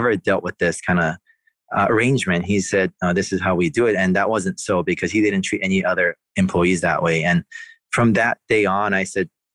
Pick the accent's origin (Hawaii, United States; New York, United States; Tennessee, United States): Hawaii, United States; Oahu; now in Kauai, United States; I'm from the island of Oahu, so I have some roots back in the state of Hawaii.